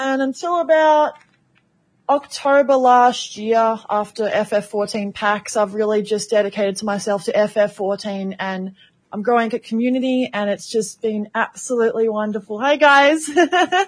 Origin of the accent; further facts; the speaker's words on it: Melbourne, Victoria, Australia; I'm from Melbourne, unironically, not from Sydney